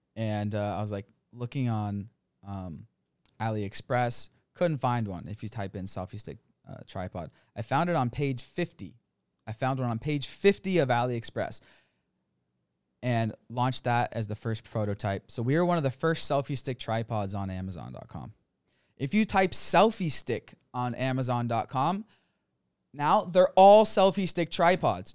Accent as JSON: {"language": "English", "country": "United States", "moved": "as an adult", "lives_now": "Thailand", "said": "America, went to college, corporate job"}